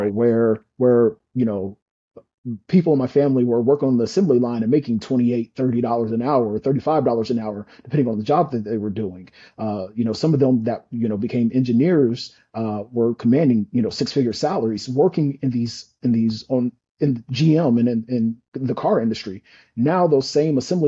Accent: Indiana, United States; moved away; I'm again from Indiana. I'm from a General Motors town.

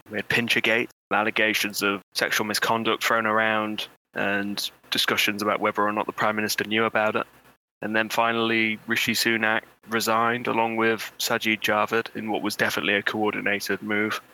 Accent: Bolsover, East Midlands, United Kingdom; I'm from Bolsover, which is one of the most intensely Brexity places in the country

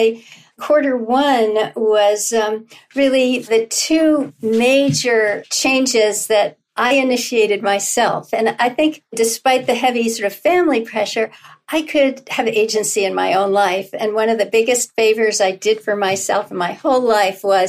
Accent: New York City, New York, United States; I was born in New York City, Leroy Sanitarium at 61st between Park and Lexington.

